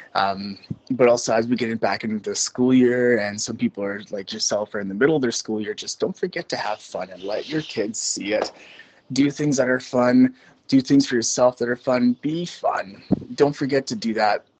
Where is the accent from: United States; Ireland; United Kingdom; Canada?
Canada; moved away as an adult; also born or lived in Alberta, Canada; now in Macau; I am in Macau right beside Hong Kong. I'm originally Canadian.